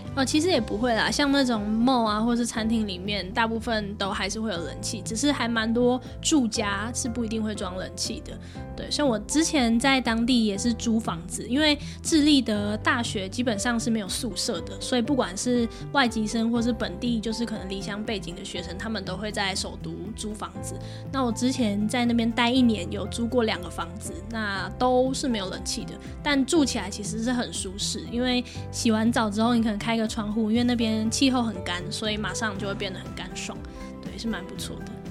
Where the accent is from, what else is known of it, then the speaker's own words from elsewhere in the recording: Taiwan; 就不会有另外一个台湾人跟着我一起去